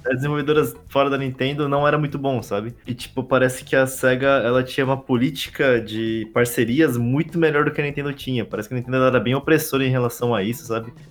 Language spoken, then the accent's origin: Portuguese; Brazil; como brasileiro